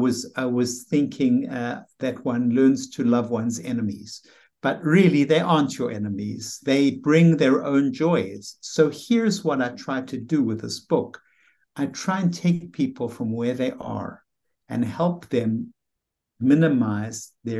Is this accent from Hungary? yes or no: no; South Africa; moved away; You know, I came from South Africa, where the weather was really very pleasant and there was a lot of sunshine all year round.